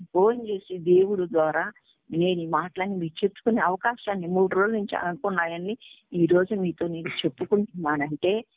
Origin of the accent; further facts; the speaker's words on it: Vijayawada, Andhra Pradesh, India; moved away as an adult; also born or lived in Tenali; నా ఊరు విజయవాడ నేను పుట్టి పెరిగిందంతా విజయవాడ